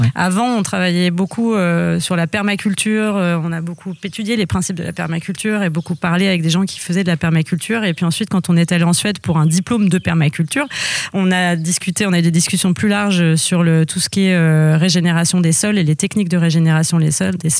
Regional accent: Lisieux, Normandy, France; moved away as an adult; also born or lived in Angers; alors moi je suis normande, je suis née dans le Calvados et j'ai grandi en Normandie à Lisieux jusqu'à jusqu'à mes 18 ans

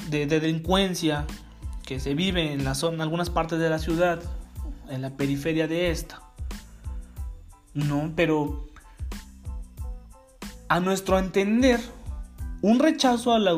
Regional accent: Mexico; Los usos y costumbres por lo menos en México, en mi país, no incluyen el linchamiento como forma de penalización

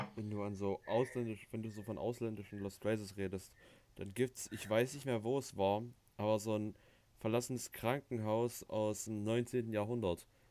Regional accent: Thuringia, Germany; bei uns in Thüringen

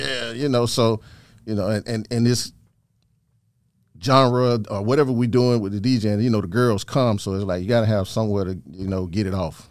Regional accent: Thomaston, Georgia, United States; also born or lived in Macon, Georgia; I'm originally from Thomaston, Georgia

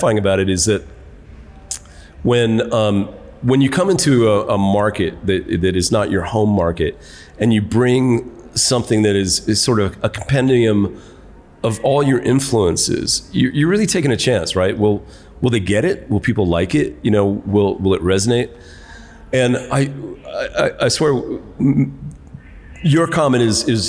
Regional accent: New York City, New York, United States; now in Zambia; I'm from New York City.

